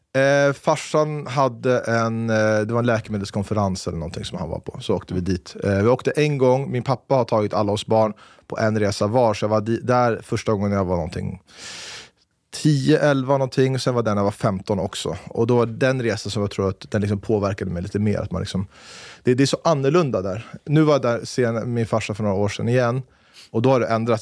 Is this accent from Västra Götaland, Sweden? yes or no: no; Stockholm, Stockholm County, Sweden; moved away as an adult; now in Saudi Arabia; Född på Fridhemsplan, uppvuxen på Torhusplan. Eller Västerbroplan, rättare sagt. Mittemot DN-huset.